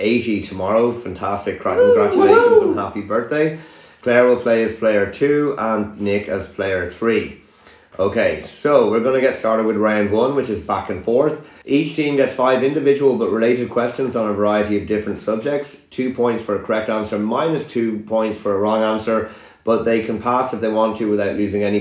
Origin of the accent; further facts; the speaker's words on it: Ireland; moved away; We are recording live from my home country of Ireland